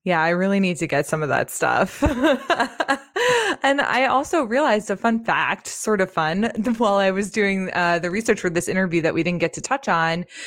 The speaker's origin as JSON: {"language": "English", "region": "Northeast", "country": "United States", "moved": "yes", "said": "I'm from the Northeast originally"}